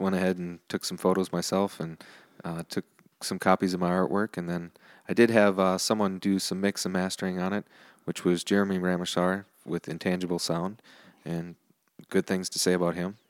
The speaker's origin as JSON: {"language": "English", "town": "New Richmond", "region": "Wisconsin", "country": "United States", "tie": "born or raised there", "said": "New Richmond, which is my hometown."}